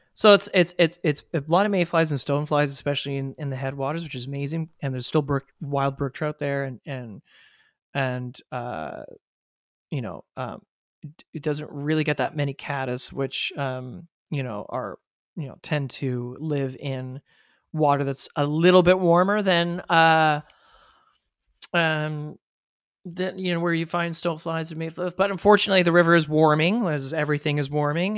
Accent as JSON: {"language": "English", "town": "Ottawa", "region": "Ontario", "country": "Canada", "tie": "born or raised there", "lives_now": "Toronto, Canada", "said": "growing up in Ottawa, we didn't have trout streams in Ottawa"}